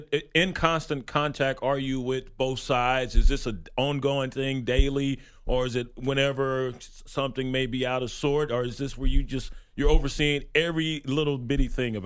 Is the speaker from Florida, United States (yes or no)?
no; Texas, United States; I'm from Texas. And so I thought I'd bring a gift from the state of Texas, our home state.